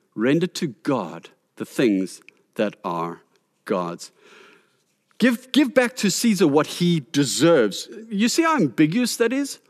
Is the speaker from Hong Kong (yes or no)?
no; South Africa; our responsibility as South African citizens